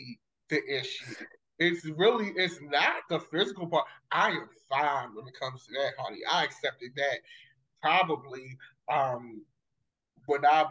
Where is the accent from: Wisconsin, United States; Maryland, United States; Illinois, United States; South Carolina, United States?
Maryland, United States; Baltimore; I grew up in Baltimore City, West Baltimore City.